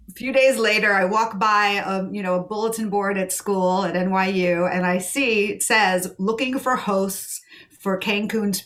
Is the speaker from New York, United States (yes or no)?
yes; New York, United States; I grew up in New York